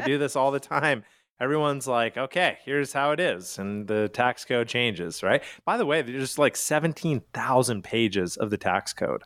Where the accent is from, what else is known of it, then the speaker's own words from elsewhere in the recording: Calgary, Alberta, Canada; now in United States; I am from Calgary, Canada